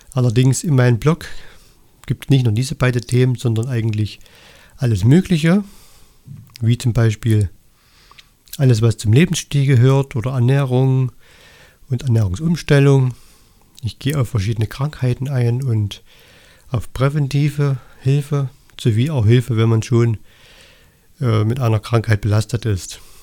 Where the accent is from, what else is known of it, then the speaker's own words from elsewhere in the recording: Annaberg-Buchholz, Saxony, Germany; ich komme aus Annaberg Buchholz im Erzgebirge